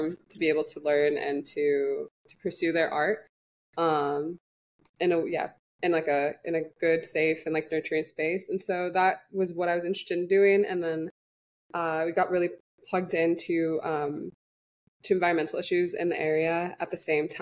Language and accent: English; California, United States; moved away as an adult; now in Cambodia; I'm from the United States originally, in California, but I've been living in Cambodia for a year and a half now